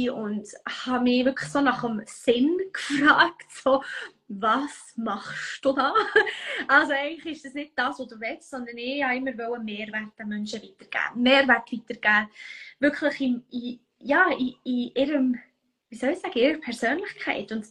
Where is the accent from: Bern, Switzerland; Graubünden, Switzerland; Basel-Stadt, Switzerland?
Bern, Switzerland; Wie du vielleicht hörst, ich komme aus dem Kanton Bern.